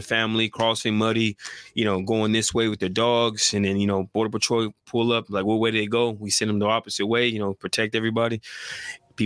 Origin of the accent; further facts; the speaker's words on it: San Diego, California, United States; moved away as an adult; now in Inland Empire, United States; I'm from San Diego, born and raised, lived in Southeast a little bit, moved to San Isidro, grew up with Puro Mexicanos